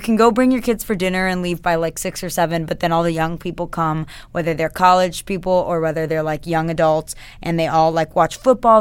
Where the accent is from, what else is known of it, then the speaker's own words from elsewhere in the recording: Alpharetta, Georgia, United States; I grew up in Old Alpharetta, Johns Creek area